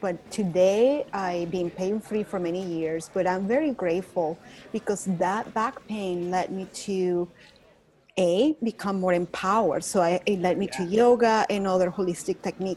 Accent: Caracas, Capital District, Venezuela; accent: Venezuelan; English is a second language; moved away as an adult; now in Dallas, United States; I'm from Caracas, Venezuela. So that's the accent you're hear, but I live in Dallas, Texas. So that's not my Texan accent. It's my Venezuelan

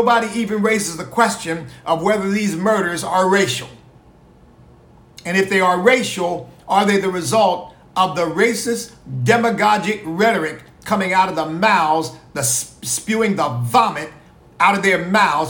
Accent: United States; I'm Black. I'm an American of African ancestry

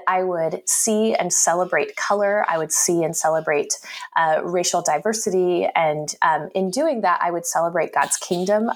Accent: Salem, Oregon, United States; moved away as an adult; now in Bay Area, United States; I grew up in the state capital of Salem, so a few hours north

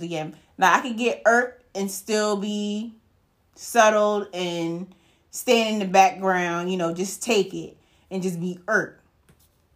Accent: United States; We, as American people

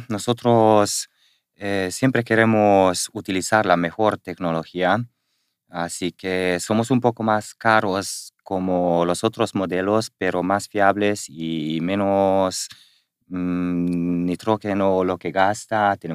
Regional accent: Spain; porque lo saben que somos españoles

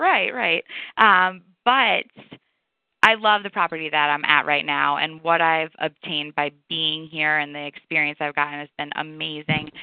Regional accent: New York, United States; moved away as an adult; now in Atlanta, United States; I am from New York.

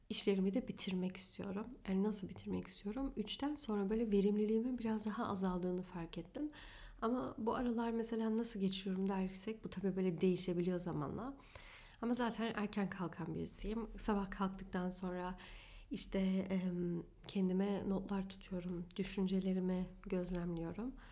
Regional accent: Germany; born there; Almanya'da evet doğdum. Almanya doğumluyum.

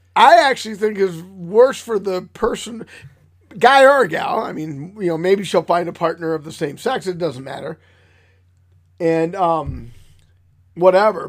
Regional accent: Michigan, United States; I am from Michigan

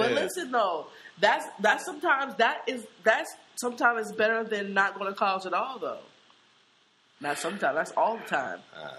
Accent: Seattle, Washington, United States; we grew up in Seattle

